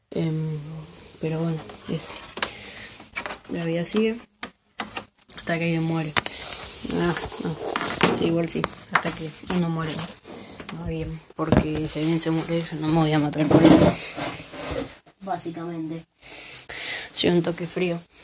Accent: Buenos Aires, Argentina; soy de Buenos Aires

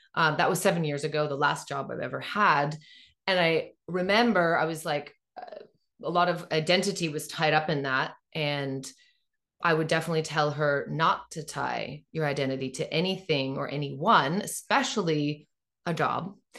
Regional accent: Northern California, United States; moved away as an adult; now in Portugal; I'm from Northern California, it's freezing cold

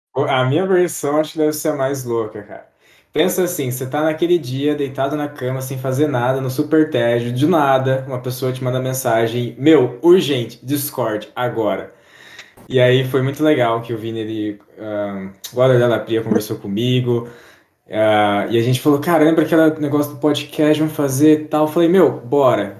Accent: Apucarana, Paraná, Brazil; eu sou de Apucarana, Paraná, do sulzinho do Brasil

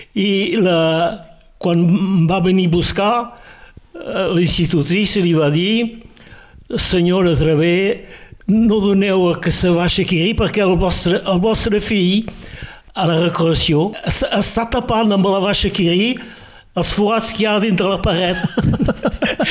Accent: Perpignan, Occitania, France; born or raised there; first language Catalan; also born or lived in Sant Jaume

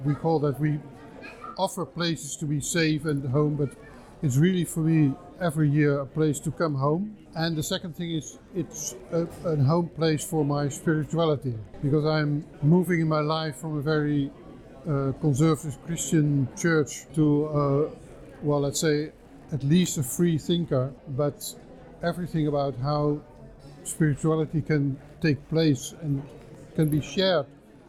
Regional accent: Rotterdam, South Holland, Netherlands; I'm coming from Rotterdam in the Netherlands

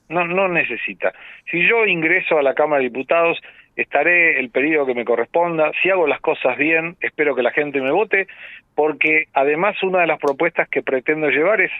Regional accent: Argentina; now in Brazil; Yo vivo en Brasil, soy argentino, hace 34 años tengo residencia en Brasil, pero cada vez estoy más aquí en Argentina, ahora estoy en Argentina

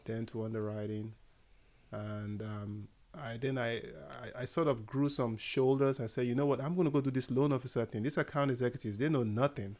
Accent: Nigeria; moved away as an adult; I originally, I'm from Nigeria

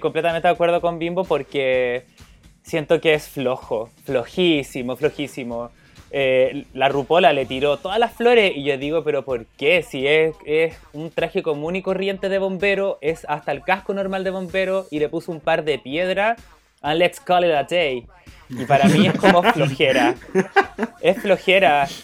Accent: Chile; nosotras, que somos chilenas, que estamos en otro continente

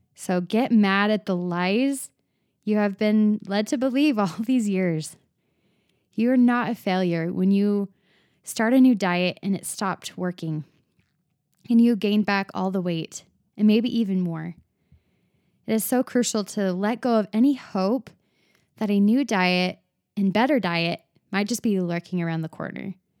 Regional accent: Arizona, United States; now in Utah, United States; I live in Utah, But I was born and raised in Arizona

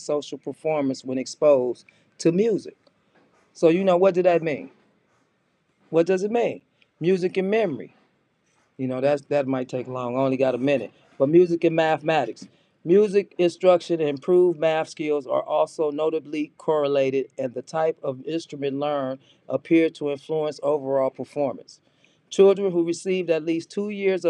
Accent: Los Angeles, California, United States; Yeah, I'm from Watts

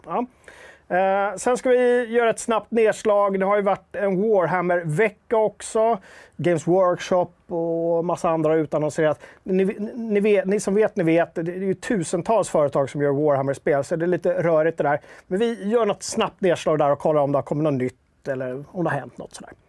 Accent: Stockholm, Stockholm County, Sweden; Jag är typisk stockholmare

